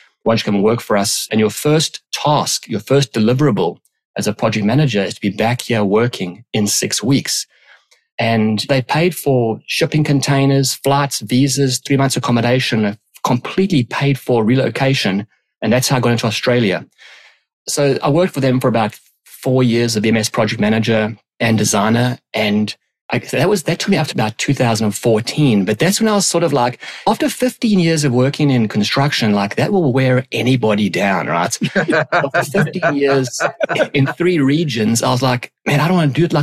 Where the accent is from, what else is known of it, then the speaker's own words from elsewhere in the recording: South Africa; moved away as an adult; also born or lived in London, United Kingdom; born and raised in South Africa